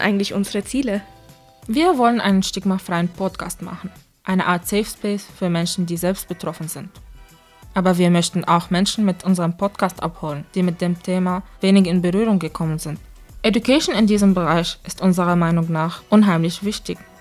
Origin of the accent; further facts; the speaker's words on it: Germany; moved away; bin in Deutschland aber geboren und teilweise aufgewachsen